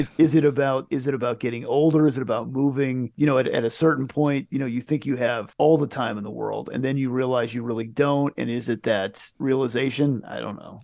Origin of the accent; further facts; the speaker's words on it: United States; we grew up in America where there's a million things